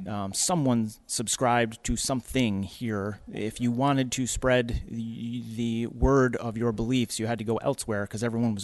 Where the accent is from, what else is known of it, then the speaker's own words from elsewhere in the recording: Rochester, New York, United States; I've been born and raised in Rochester. I love New York. We vacation in the Adirondacks, Lake George, you know, as a kid growing up in all these places.